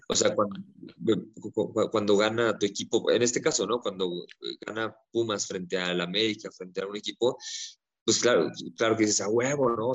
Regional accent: Mexico; nosotros, ¿no? Como mexicanos arraigado con el machismo que cargamos

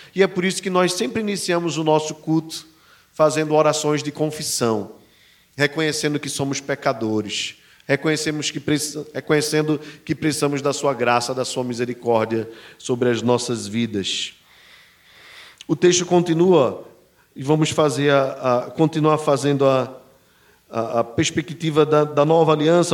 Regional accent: Brazil; somos brasileiros e não judeus. Mas em Cristo Jesus, eu e você, brasileiros

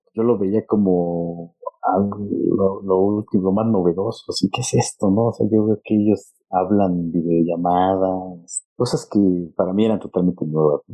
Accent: Mexico; moved away as an adult; also born or lived in London; qué hablamos en México

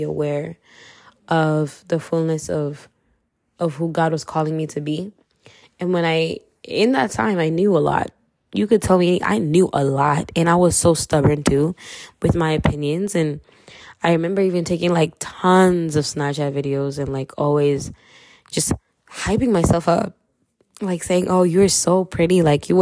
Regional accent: Kenya; accent: Kenyan; I'm Kenyan, so if you hear my accent, yeah, you heard it

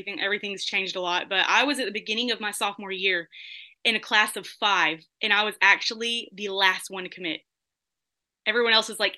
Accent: Vidor, Texas, United States; representing my hometown

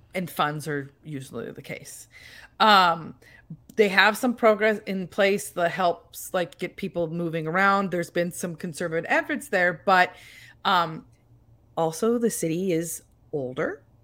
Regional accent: United States; we're from America

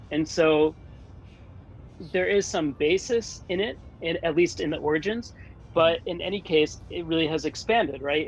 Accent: United States; moved away; also born or lived in Tokyo, Japan; where I grew up in the States

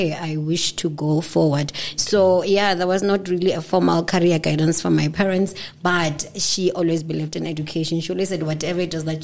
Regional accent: Lebowakgomo, Limpopo, South Africa; I hail from Lebowakgomo, Zone B

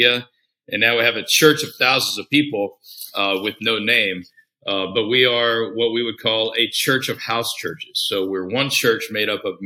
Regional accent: Tyler, Texas, United States; also born or lived in Houston, Texas; I grew up in Tyler, Texas, east of Dallas, sort of medium-sized East Texas town

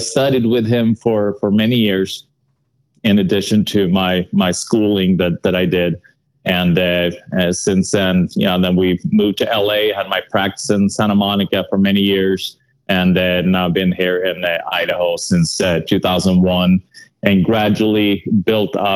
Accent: Sweden; English is a second language; moved away; I'm from Sweden, so that accent will probably not leave me

